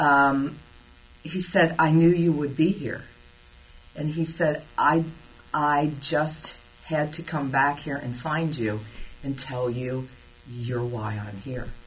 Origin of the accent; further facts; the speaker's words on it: Cincinnati, Ohio, United States; also born or lived in Germany / Alaska / Kansas; I was born in Cincinnati and uh, I spent first 12 years of my life at a Catholic school